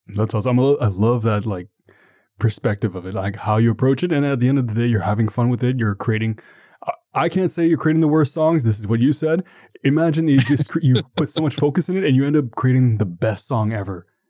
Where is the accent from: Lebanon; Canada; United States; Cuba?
Canada; me being Canadian, Canadian